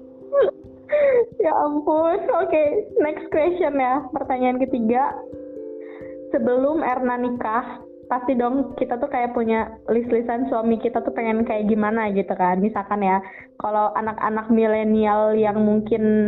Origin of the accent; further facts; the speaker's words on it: Bogor, West Java, Indonesia; lahir di Bogor tanggal 12 Juli tahun 2000.